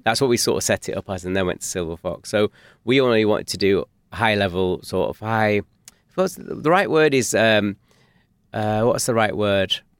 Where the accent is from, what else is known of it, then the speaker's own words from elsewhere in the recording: Manchester, North West England, United Kingdom; we're from North Manchester.